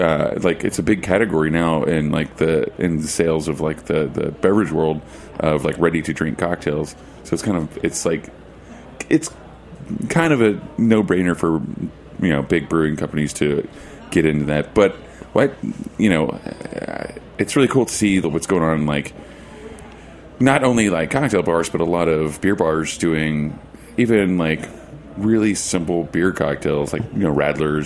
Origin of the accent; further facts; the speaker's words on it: Oklahoma, United States; you know, you're from Texas and I'm from Oklahoma.